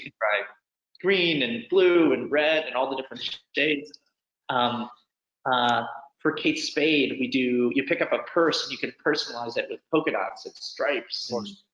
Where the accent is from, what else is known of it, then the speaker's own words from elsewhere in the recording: New York City, New York, United States; I'm a New Yorker, which I think has always played in. I actually live in, I grew up in the, the house where uh, I Am Legend was filmed uh, right on Washington Square Park